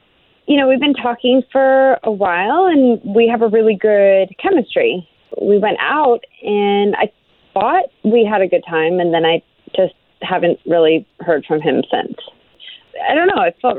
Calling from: Casselberry, Florida, United States; Hi, from Castleberry.

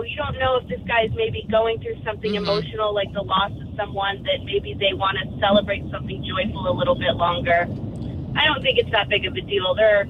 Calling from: Daytona Beach, Florida, United States; I'm … in Daytona Beach.

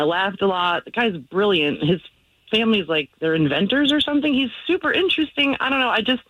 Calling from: Altamonte Springs, Florida, United States; I live in Altamont.

